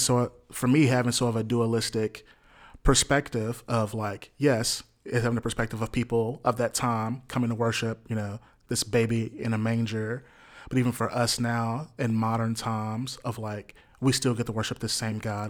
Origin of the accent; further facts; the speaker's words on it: Jackson, Mississippi, United States; born and raised in Jackson, Mississippi here